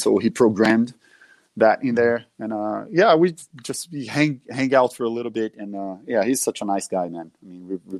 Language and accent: English; Minas Gerais, Brazil; English is a second language; I was born in a city close, but it's also Minas Gerais